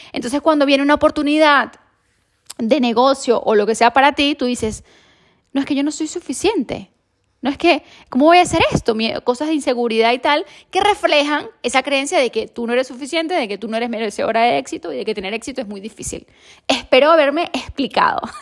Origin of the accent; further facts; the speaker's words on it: Venezuela; now in Spain; yo soy de Venezuela